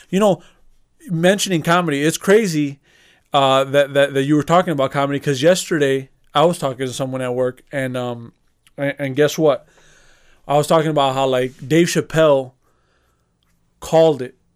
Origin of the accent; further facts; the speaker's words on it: Chicago, Illinois, United States; We, we grew up in Chicago. we grew up into a certain culture based off of the fact that, you know, the neighborhood that we grew up in. We already grew up in Chicago, grew up in the south side of Chicago.